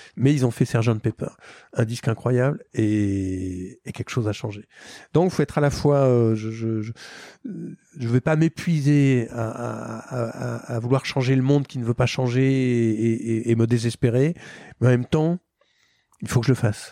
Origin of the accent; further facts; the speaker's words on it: France; moi, en tant que Français